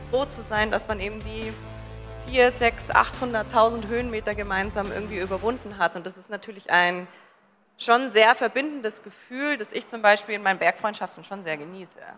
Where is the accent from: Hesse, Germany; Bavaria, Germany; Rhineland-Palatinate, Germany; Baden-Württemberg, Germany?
Bavaria, Germany; Ich komme aus dem Allgäu. Was soll man da sonst machen? Oder?